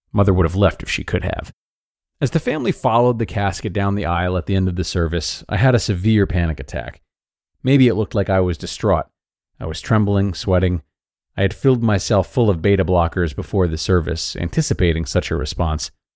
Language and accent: English; Pine Bluff, Arkansas, United States; now in Fayetteville, United States; having driven down from Fayetteville to Pine Bluff, my hometown